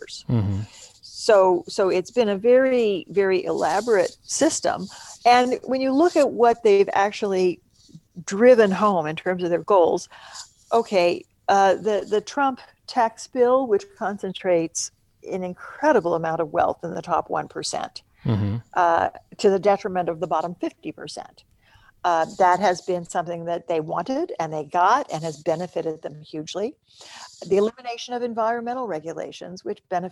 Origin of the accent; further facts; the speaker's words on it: Stillwater, Oklahoma, United States; moved away; also born or lived in Nebraska; my hometown of Stillwater, Oklahoma